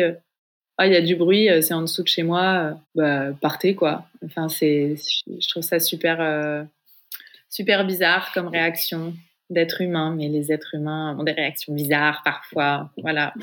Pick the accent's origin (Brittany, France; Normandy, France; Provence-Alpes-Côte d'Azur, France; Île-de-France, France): Île-de-France, France; Paris region, west of Paris; j'ai grandi en région parisienne, à l'ouest de Paris